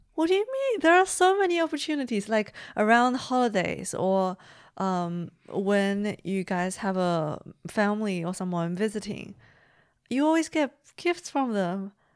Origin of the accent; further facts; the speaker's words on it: China; moved away; also born or lived in Beijing; growing up in China